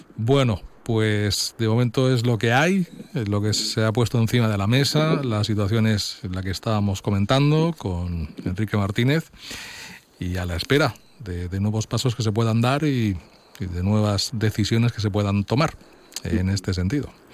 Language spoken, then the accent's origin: Spanish; Valencian Community, Spain; valencianos también todo lo acabamos con una buena cena